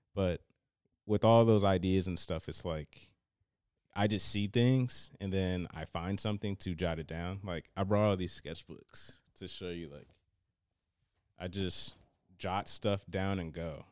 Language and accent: English; Cincinnati, Ohio, United States; I was, uh, born and raised in Cincinnati